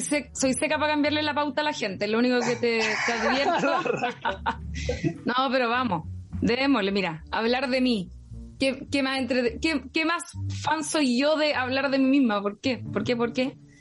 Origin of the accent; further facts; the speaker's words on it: Rancagua, O'Higgins, Chile; moved away as an adult; now in Santiago, Chile; soy de Rancagua. nacida en Santiago, pero criada en Rancagua. Sexta región